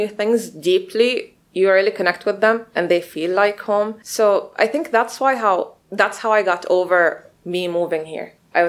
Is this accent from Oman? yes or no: yes; Muscat, Oman; moved away as an adult; now in Bahrain; So I'm born and raised in Oman.